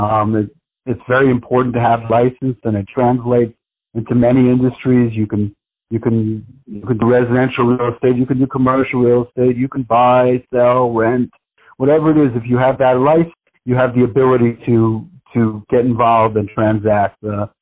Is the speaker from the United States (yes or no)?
yes; New York City, New York, United States; I grew up in New York City